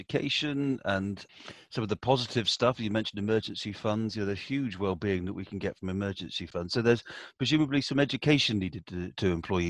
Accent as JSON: {"language": "English", "area": "Somerset", "region": "South West England", "country": "United Kingdom", "tie": "born or raised there", "said": "the village I grew up in Somerset"}